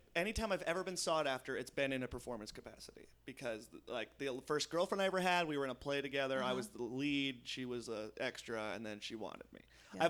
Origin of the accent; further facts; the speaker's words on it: Poughkeepsie, New York, United States; I'm from Poughkeepsie. They always have this weird town. They go, ooh, that's a small town.